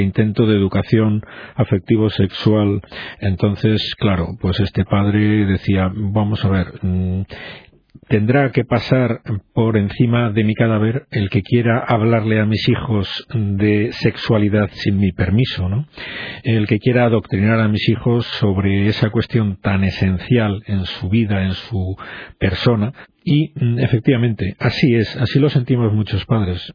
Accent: Spain; somos así los españoles

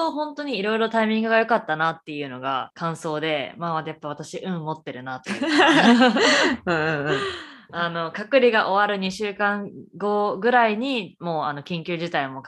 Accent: Japan; moved away as an adult; also born or lived in Canada; now in Boston, United States; 日本生まれ日本育ち右脳派カナダの語学学校アメリカのコミカレ4年生大学を卒業後現在ボストンでスポーツテック系の会社に勤務中

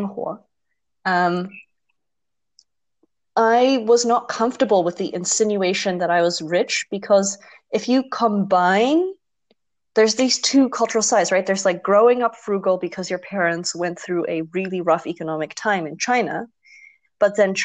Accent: Netherlands; growing up in Holland

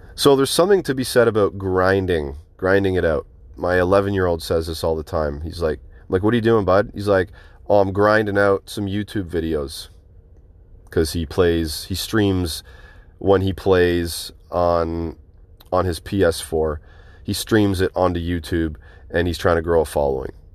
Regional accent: Brampton, Ontario, Canada; I grew up in Brampton

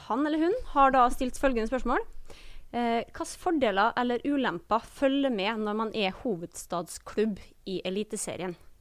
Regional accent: Molde, Møre og Romsdal, Norway; accent: Molde dialect; Jeg er jo da frøkna med Molde-dialekt

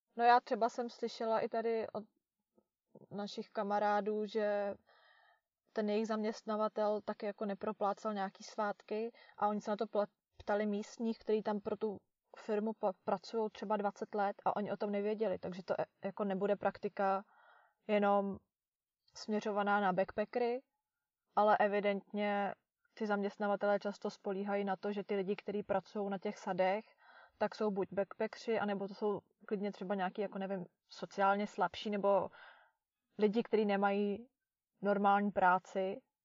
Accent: Czechia; moved away

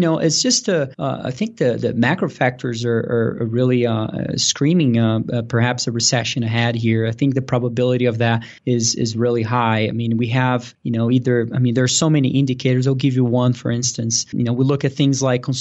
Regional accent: Brazil; moved away as an adult; now in Denver, United States; I was born and raised in Brazil and moved here to the U.S. to play tennis in college back about 10 years ago. And I moved here to Denver

